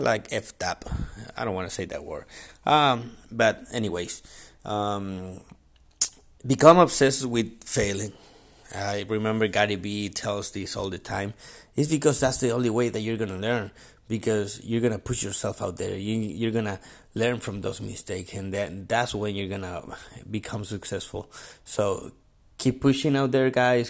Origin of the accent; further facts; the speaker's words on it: Chile; I'm from Chile